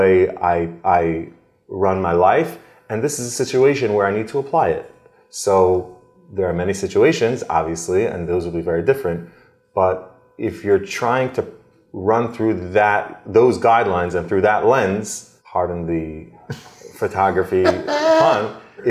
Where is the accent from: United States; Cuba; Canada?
United States; Adelphia, New Jersey; I grew up in Adelphia, New Jersey, small little town near Lakewood